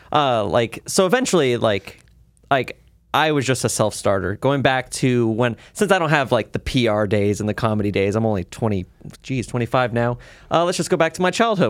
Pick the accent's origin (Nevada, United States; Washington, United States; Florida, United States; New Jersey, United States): Nevada, United States; Las Vegas; Las Vegas locals always have different stories because I st, I grew up in the Northwest area